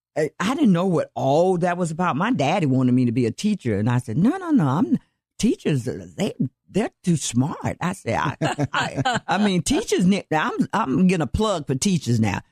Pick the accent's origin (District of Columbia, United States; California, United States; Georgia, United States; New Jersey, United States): Georgia, United States; Atlanta; now in Dallas County, United States; I'm originally from Atlanta, Georgia, yes. and I was born and raised there